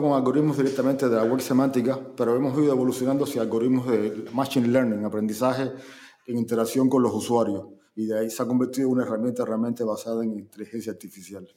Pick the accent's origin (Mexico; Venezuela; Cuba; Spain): Cuba